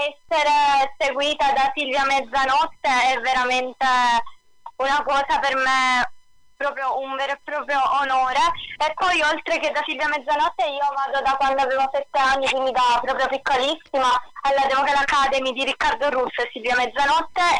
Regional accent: Sicily, Italy; sono siciliana e quindi ci vediamo poco

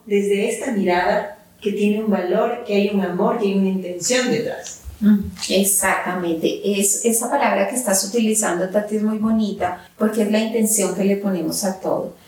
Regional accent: Colombia; Yo soy colombiana y entonces ya me están escuchando el acento y como colombiana nosotros a inicios de diciembre celebramos el Día de las Velitas

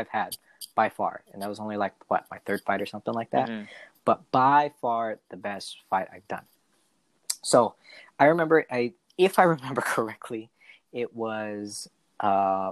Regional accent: Monterey, California, United States; now in Stockton, United States; Originally, I'm from like the Monterey Seaside area

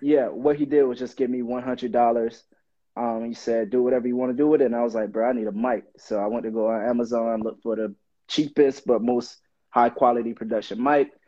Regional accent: Miami Gardens, Florida, United States; I'm originally from Miami, Florida. I grew up in Miami Gardens, born and raised.

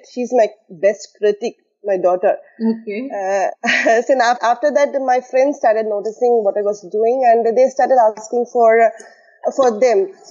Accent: Tamil Nadu, India; moved away as an adult; now in Ras Al Khaimah, United Arab Emirates; I am basically from Tamil Nadu, India and I've been here at Ras Al Khaimah, UAE, beautiful Ras Al Khaimah, for the past uh, 10 years.

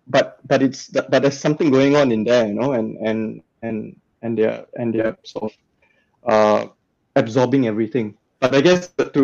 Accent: Malaysia; moved away as an adult; now in Australia; growing up in Malaysia, where the values are a lot more conservative

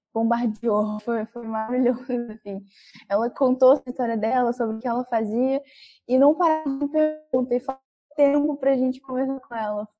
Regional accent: Baixada Fluminense, Rio de Janeiro, Brazil; Eu vim, sou da Baixada Fluminense

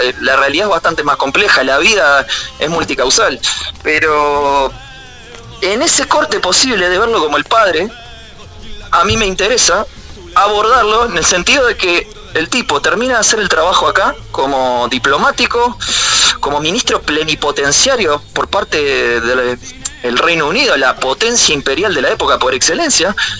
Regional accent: Montevideo, Uruguay; Y yo que soy de Capurro

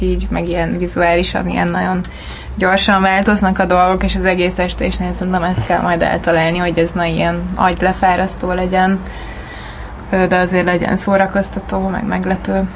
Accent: Celldömölk, Vas, Hungary; moved away as an adult; now in Budapest, Hungary; én Celdömölki vagyok

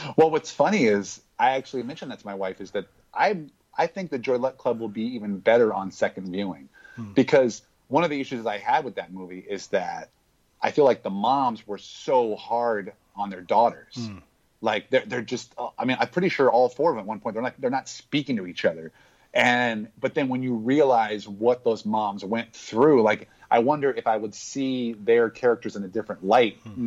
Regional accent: Hawaii, United States; I grew up in Hawaii.

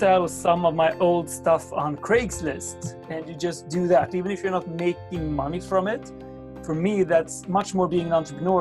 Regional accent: Sweden; my hometown in Sweden

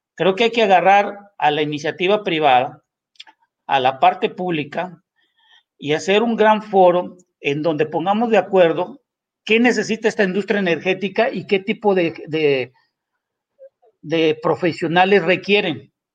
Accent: Mexico; como mexicanos

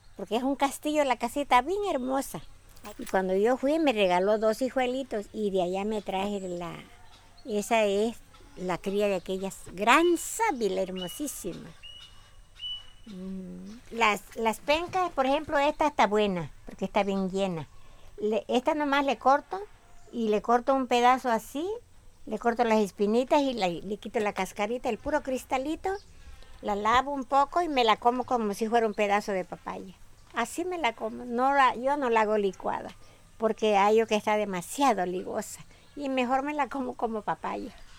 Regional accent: Petatlán, Guerrero, Mexico; now in Marqués de Comillas, Mexico; Yo soy del estado de Guerrero, del municipio de Petatlán.

